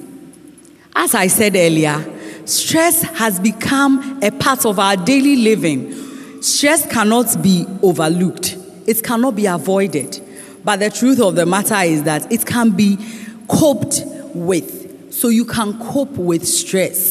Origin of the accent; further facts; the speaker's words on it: Ghana; As Ghanaian women